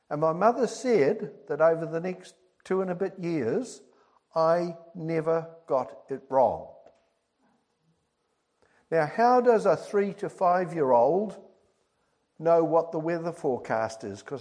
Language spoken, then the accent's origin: English; Birmingham, West Midlands, United Kingdom; born there; I was born in Birmingham, in England, way back in 1947